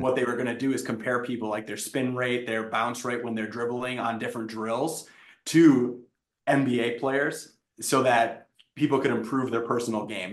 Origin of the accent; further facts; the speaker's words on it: Wisconsin, United States; moved away as an adult; I'm from Wisconsin.